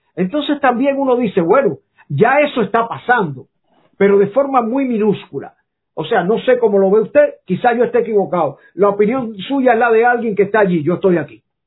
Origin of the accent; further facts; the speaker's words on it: Cuba; moved away; me fui de Cuba